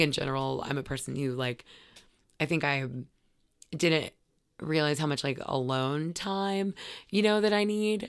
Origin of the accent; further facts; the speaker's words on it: Gainesville, Florida, United States; also born or lived in Brunswick, Georgia; I mostly grew up in, uh, Gainesville, Florida.